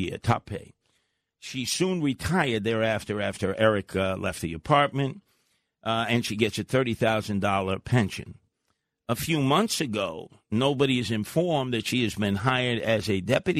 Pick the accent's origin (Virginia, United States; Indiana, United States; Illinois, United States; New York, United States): New York, United States; New York City; a friend of mine I grew up with in Canarsie